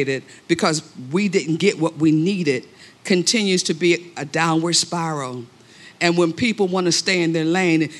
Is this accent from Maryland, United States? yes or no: no; Pittsburgh, Pennsylvania, United States; I hail from Pittsburgh, Pennsylvania